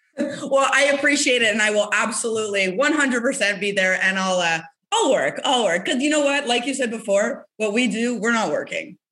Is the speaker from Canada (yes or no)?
yes; Canada; as a Canadian